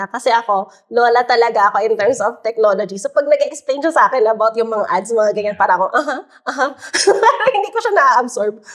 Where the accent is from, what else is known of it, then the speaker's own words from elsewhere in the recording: Philippines; traditions in the Philippines. Kasi in one case naman, I was talking to this young entrepreneur in my hometown province, no?